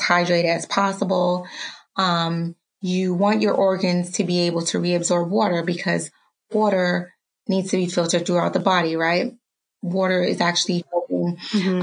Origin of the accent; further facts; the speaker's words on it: New York City, New York, United States; also born or lived in Dominica; now in Harrisburg, United States; I was born in Dominica and raised in Harlem